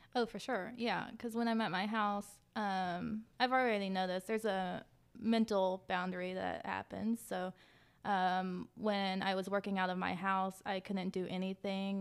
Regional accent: Clay County, West Virginia, United States; I grew up on the line between Clay and Kanawha County.

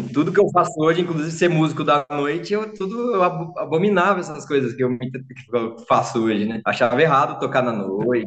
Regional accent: Limeira, São Paulo, Brazil; sou de Limeira

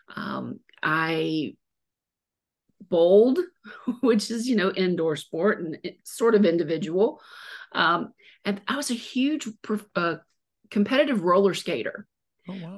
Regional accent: Mobile, Alabama, United States; I was born and raised in Mobile

